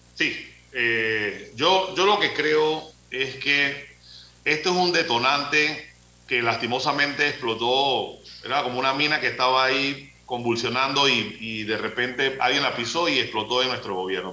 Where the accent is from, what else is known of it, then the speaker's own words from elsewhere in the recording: Panama; como panameños